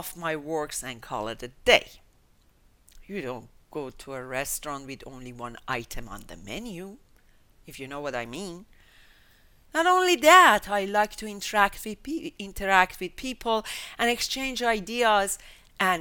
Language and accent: English; Tehran, Tehran Province, Iran; I was born in 1955 in Tehran, Iran, to a multicultural and multinational family